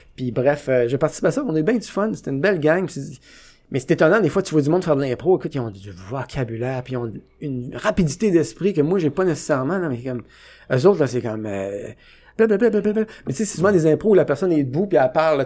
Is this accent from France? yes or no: no; Trois-Pistoles, Quebec, Canada; je viens de Trois-Pistoles